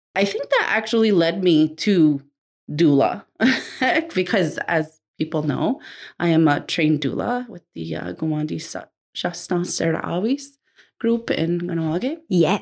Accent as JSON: {"language": "English", "region": "New Jersey", "country": "United States", "tie": "born or raised there", "moved": "yes", "said": "Growing up in New Jersey at first, we we always had family living with us"}